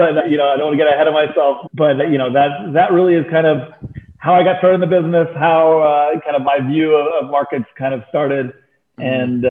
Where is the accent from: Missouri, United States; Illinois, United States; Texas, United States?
Texas, United States; also born or lived in London, United Kingdom / Turkey; So I was born in London, lived in Turkey as a child, moved to Texas of all places as at the age of 5 and a half, 6, went to Turkey every summer